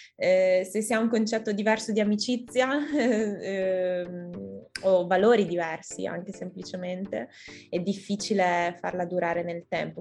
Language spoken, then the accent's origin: Italian; Italy; io sono appunto come italiana